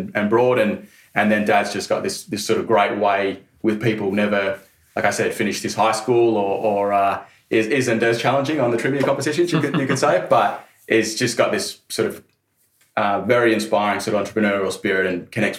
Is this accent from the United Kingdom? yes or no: no; Shepparton, Victoria, Australia; I grew up in Shepparton in Victoria, did all my schooling there